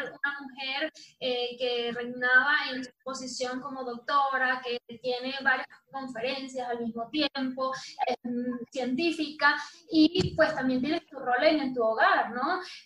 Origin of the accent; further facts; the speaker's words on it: Venezuela; yo no soy eh, solamente venezolana y que me honra serlo